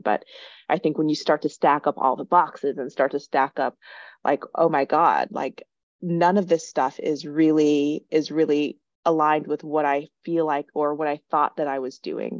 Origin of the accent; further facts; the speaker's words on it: South Dakota, United States; born and raised in South Dakota